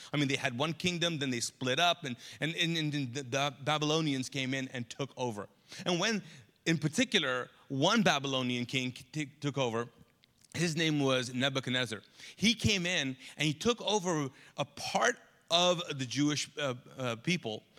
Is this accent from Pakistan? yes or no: yes; Pakistan; now in Charlotte, United States; I'm Pakistani, and I have a Pakistani mom